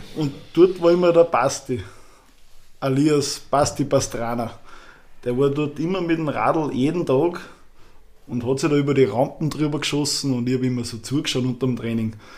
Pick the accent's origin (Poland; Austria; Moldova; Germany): Austria; Schörfling am Attersee, Upper Austria; Bei uns gibt's in Schärfling ein Mattersee, also wo ich her bin